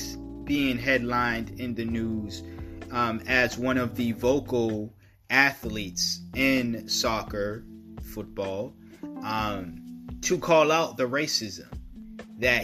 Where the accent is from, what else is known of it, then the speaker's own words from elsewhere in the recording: United States; I'm an American, and us Americans